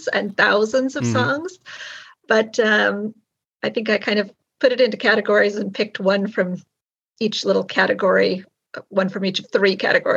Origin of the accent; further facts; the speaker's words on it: Long Beach, California, United States; now in Irvine, United States; I grew up in Long Beach, which is LA County.